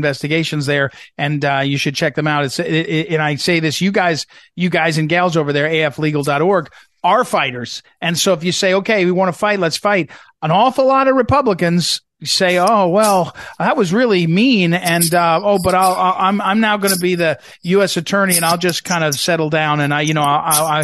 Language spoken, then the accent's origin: English; New Jersey, United States; also born or lived in St. Louis, Missouri; now in Northern Virginia, United States; I come from St. Louis for 25 years, and I live in Northern Virginia now. But my radio show is on in San Diego. But I grew up in New Jersey